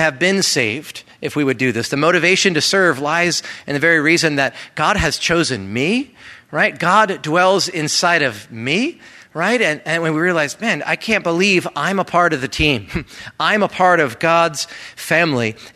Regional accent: East Coast, United States; moved away; I come from the East Coast

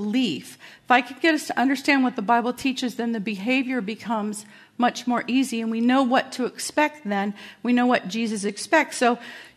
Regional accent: Carson, California, United States; moved away; I grew up in a really rough neighborhood, I grew up in Carson, California

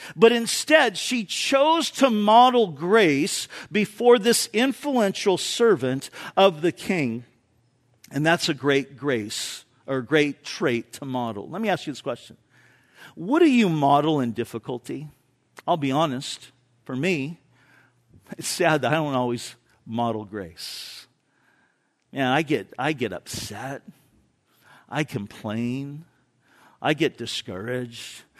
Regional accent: Orange County, California, United States; moved away; I grew up in Orange County

